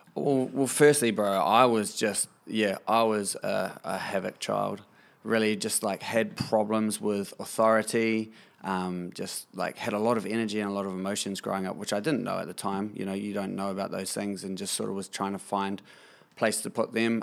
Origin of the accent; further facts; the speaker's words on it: Kapiti Coast, Wellington, New Zealand; Born and bred on the Kapiti coast, I am a working musician